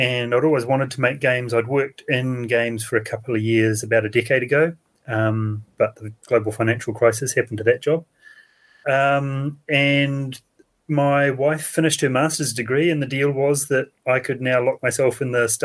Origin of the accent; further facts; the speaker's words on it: New Zealand; I am from New Zealand